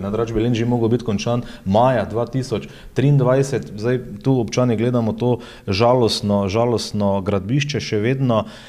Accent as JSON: {"language": "Slovenian", "town": "Maribor", "country": "Slovenia", "said": "Mariborčani, smo ponosni"}